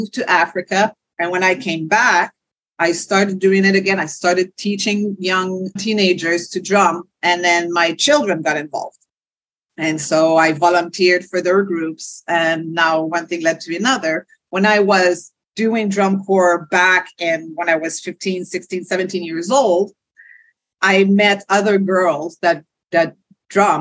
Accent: Quebec, Canada; first language French; English is a second language; born and raised in Quebec, Canada, French speaking to a French family

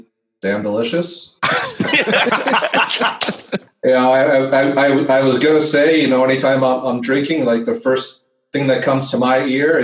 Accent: Long Island, New York, United States; I'm from Long Island.

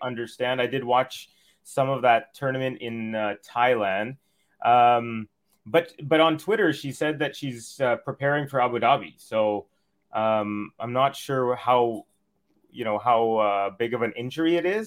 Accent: Canada

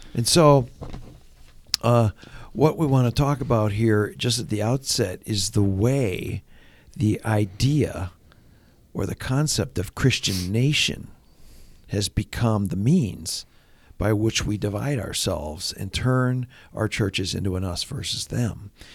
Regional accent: Ontario, Canada; moved away; I grew up in Ontario.

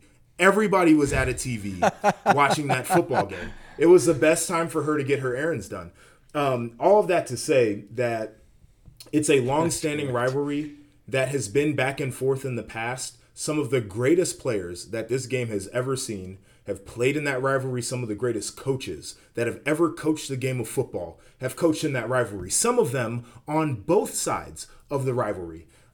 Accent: Ohio, United States; Yeah, I mean, I grew up 30 minutes outside of Columbus, northern suburb, and so I grew up in the rivalry

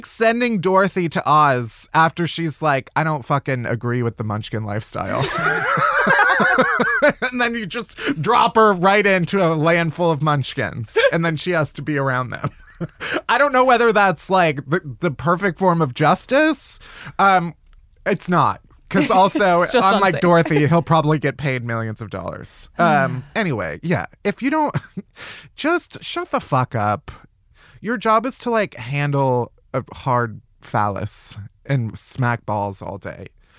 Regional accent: Chicago, Illinois, United States; Technically, I'm from Chicago.

